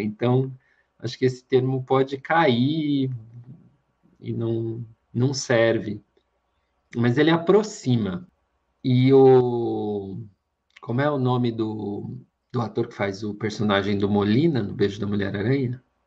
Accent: Brazil; como brasileiro, me identifique tanto

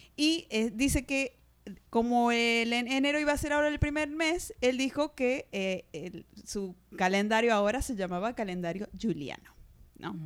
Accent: Argentina; moved away; de Argentina.

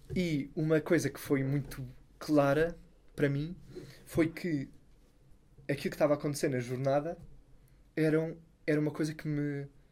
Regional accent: Sintra, Lisbon, Portugal; lá em Sintra, de onde eu sou

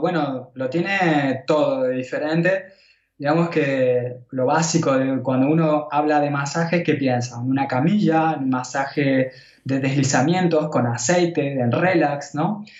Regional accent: Buenos Aires, Argentina; moved away as an adult; also born or lived in India; now in Catalonia, Spain; podría haber vuelto a, Buenos Aires, pero yo sabía que el último lugar donde yo quería estar era donde yo nací

